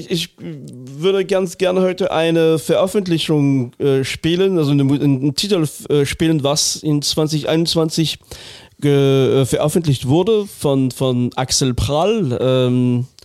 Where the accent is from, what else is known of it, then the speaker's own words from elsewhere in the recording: Northern Germany, Germany; now in Cologne, Germany; Ich bin Norddeutscher.